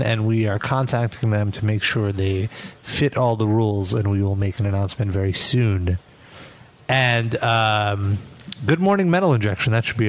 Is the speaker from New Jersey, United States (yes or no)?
no; Brooklyn, New York, United States; We're from Brooklyn.